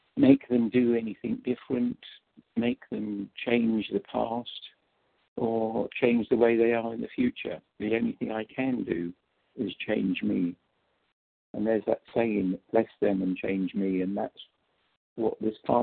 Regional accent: England, United Kingdom; now in St. Louis, United States; from St. Louis, and I apologize, you can't understand me, but I'm originally from England

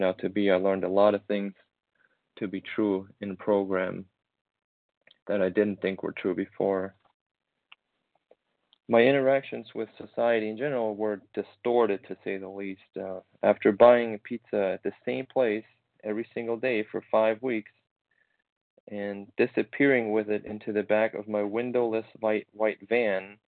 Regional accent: Germany; moved away as an adult; now in United States; memories from my teens in my hometown in Germany

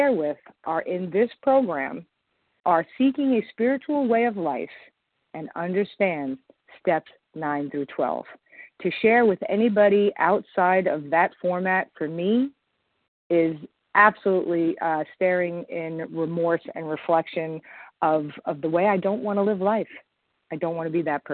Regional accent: Long Island, New York, United States; I'm from Long Island, New York

